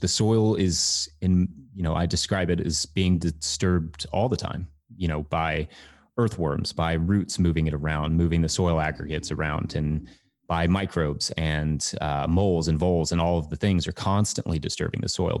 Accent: Richmond, Kentucky, United States; also born or lived in Colorado; I was born in Colorado, but I grew up in Kentucky.

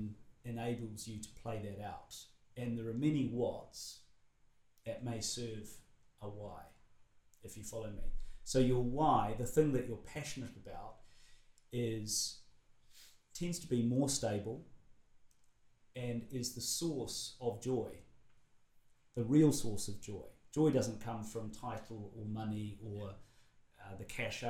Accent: New Zealand; as a Kiwi who grew up in an isolated place pre-internet

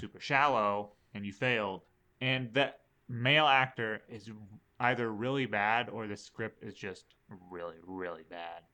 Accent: Alaska, United States; we're from Alaska

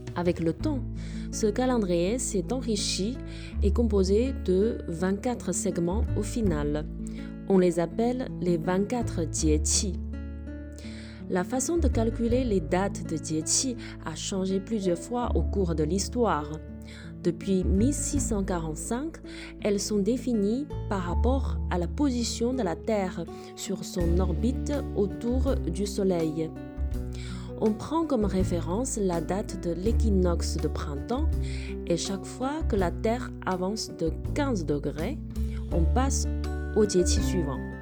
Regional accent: China; En tant que chinoise

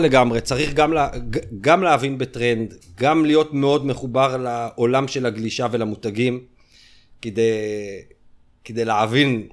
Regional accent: Ramat HaSharon, Tel Aviv District, Israel; אנחנו בתור הילדים מרמת השרון, היינו מבית ספר, בחטיבה

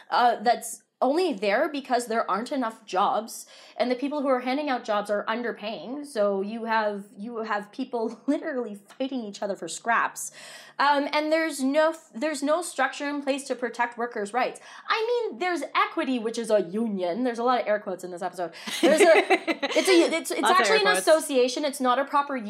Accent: Toronto, Ontario, Canada; I'm from Toronto

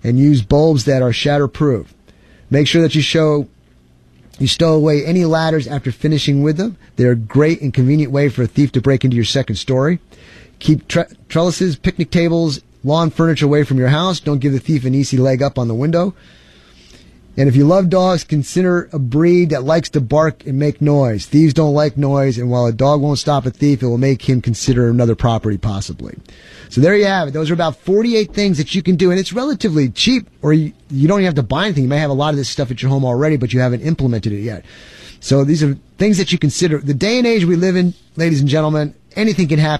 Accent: New York, United States; now in Texas, United States; I'm originally from New York

